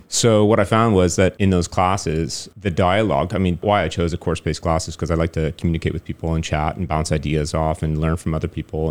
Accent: Toronto, Ontario, Canada; moved away as an adult; now in Taiwan; growing up in Toronto, you don't really have a lot of opportunities to speak French

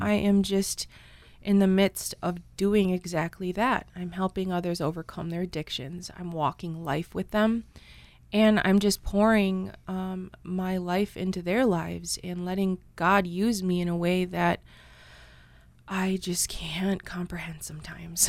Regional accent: Red Cliff, Wisconsin, United States; I grew up in Red Cliff, Wisconsin

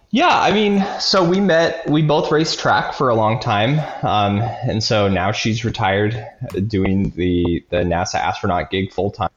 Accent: Nebraska, United States; I grew up in Nebraska

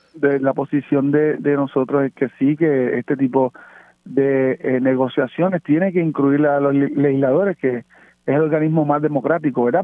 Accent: Puerto Rico

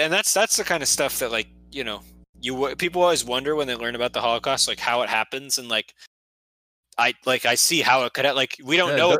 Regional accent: Atlanta, Georgia, United States; I'm from Atlanta.

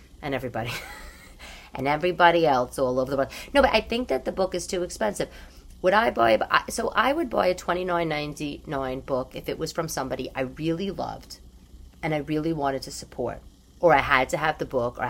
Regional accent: New York, United States; growing up in New York

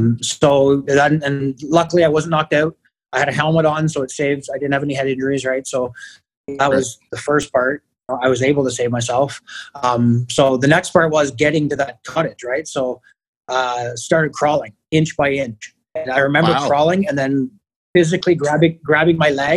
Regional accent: Kingston, Ontario, Canada; Born and raised in Kingston, and obviously stayed here to become a firefighter

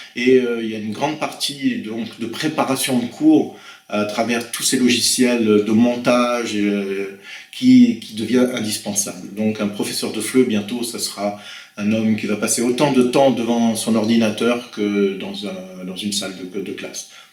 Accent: Blois, Centre-Val de Loire, France; moved away as an adult; also born or lived in Venezuela / French Antilles; je suis né à Blois en 1967

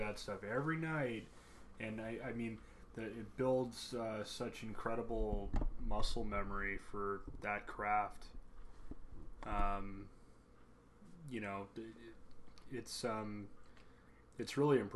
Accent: Canada; as a Canadian and somebody who's, you know, proud

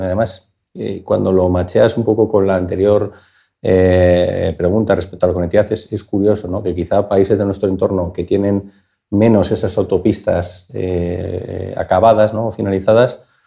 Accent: Bilbao, Basque Country, Spain; yo soy de Bilbao

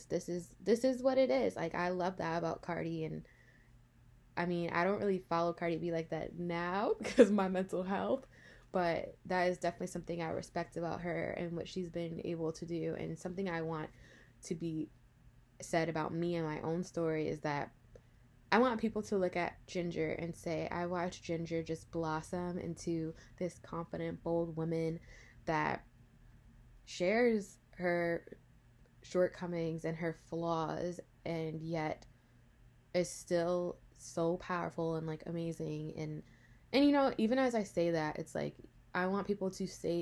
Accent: Rockland County, New York, United States; also born or lived in Englewood, New Jersey; now in New Jersey, United States; I was actually raised in Rockland County, New York, which is a little bit north of New York City.

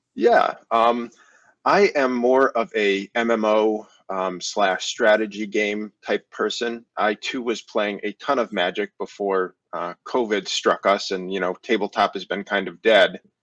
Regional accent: Connecticut, United States; I'm from Connecticut, the great state of Connecticut

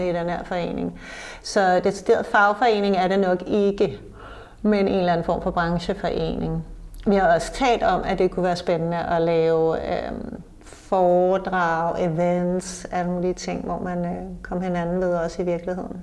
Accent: Copenhagen, Capital Region of Denmark, Denmark; vi som københavnere

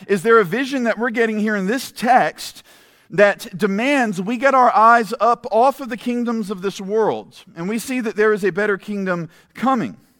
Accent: United States; as American Christians

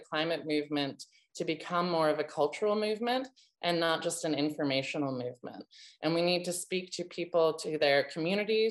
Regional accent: United States; as an American

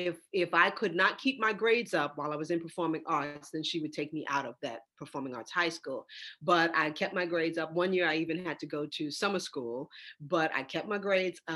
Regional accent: New York, United States; I'm from New York, so I've been in New York all my life

